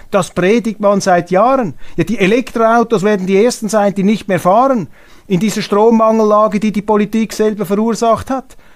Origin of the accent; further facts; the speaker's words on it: Switzerland; Dies meine Aussage als Schweizer.